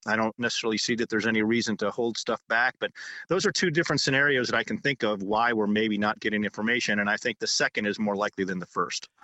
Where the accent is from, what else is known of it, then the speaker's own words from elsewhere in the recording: United States; we, as American citizens